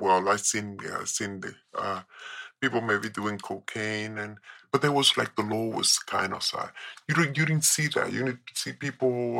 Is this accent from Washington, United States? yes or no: no; New York, United States; moved away; also born or lived in Colombia; I was raised in New York